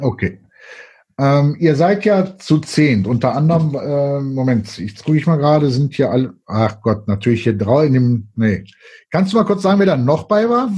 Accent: Cologne, North Rhine-Westphalia, Germany; da sind wir Kölner ja eigen

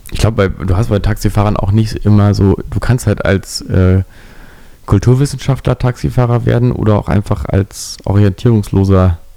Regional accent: Berlin, Germany; aber ich komme auch aus Berlin. Da habe ich irgendwann angefangen, so zu Berlinern, um ihm zu beweisen, dass ich wirklich Berliner bin.

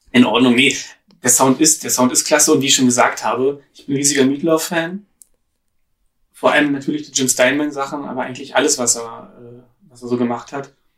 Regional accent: Berlin, Germany; ich bin ja Ur-Berliner, aber wohne jetzt in einem anderen Stadtteil, als äh, in dem ich groß geworden bin.

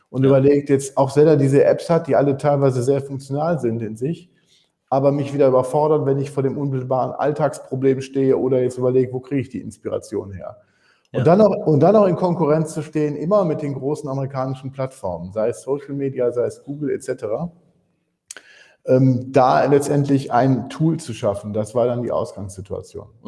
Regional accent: Wuppertal, North Rhine-Westphalia, Germany; Ich komme ursprünglich, bin auch gebürtiger Wuppertaler, komme also und liebe diese Stadt.

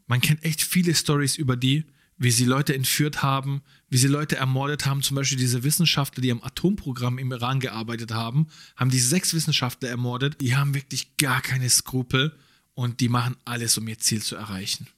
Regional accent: Germany; wir leben hier seit Jahren, wir sind hier aufgewachsen, wir sind hier geboren. Man würde sagen, ja, man fühlt sich auch als Deutscher

